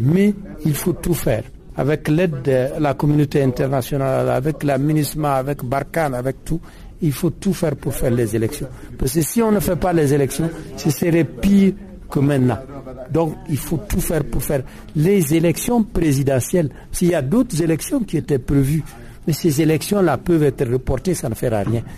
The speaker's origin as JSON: {"language": "French", "area": "the North", "region": "northern Mali", "country": "Mali", "said": "je suis du Nord"}